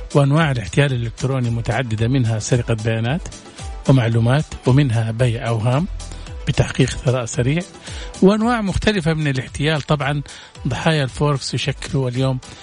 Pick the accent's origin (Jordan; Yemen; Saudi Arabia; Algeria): Saudi Arabia; عندنا في السعوديه